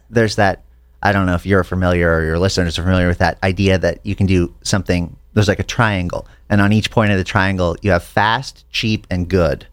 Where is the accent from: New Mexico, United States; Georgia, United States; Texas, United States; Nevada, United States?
New Mexico, United States; Santa Fe; moved away as an adult; now in Los Angeles, United States; I grew up in Santa Fe, New Mexico.